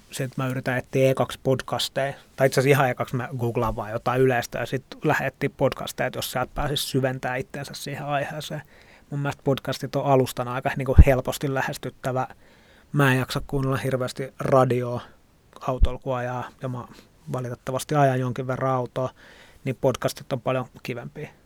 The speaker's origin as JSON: {"language": "Finnish", "town": "Helsinki", "region": "Uusimaa", "country": "Finland", "also_born_or_lived": "Tallinn", "said": "Mä oon helsinkiläinen ravintola ehkä sekatyön tekijä."}